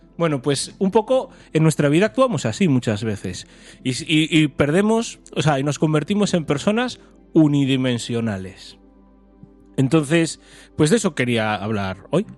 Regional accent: A Coruña, Galicia, Spain; nosotros somos de Coruña

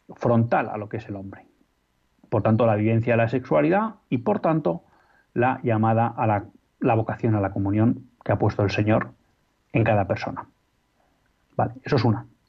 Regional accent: Spain; como españoles

